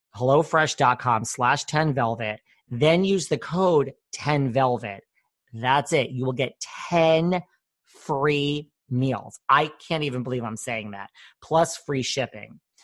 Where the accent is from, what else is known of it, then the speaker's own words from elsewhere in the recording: Connecticut, United States; I'm from Connecticut